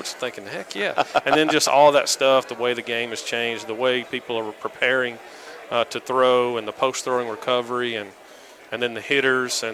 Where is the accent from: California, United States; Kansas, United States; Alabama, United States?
Alabama, United States; I'm from Alabama.